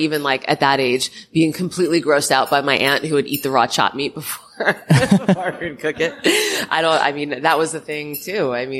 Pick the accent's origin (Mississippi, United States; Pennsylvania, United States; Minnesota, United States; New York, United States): New York, United States; Long Island; I was born on Long Island.